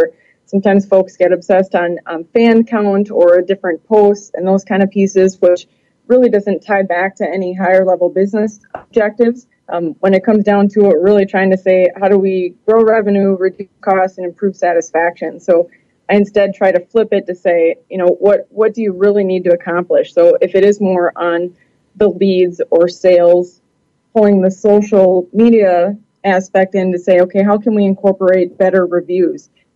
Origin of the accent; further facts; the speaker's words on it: Milwaukee, Wisconsin, United States; I'm originally from the Milwaukee, Wisconsin area.